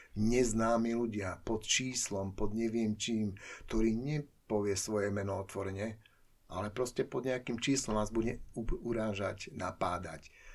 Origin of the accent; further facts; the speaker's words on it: Košice, Košice Region, Slovakia; also born or lived in Bratislava; Ja som Košičan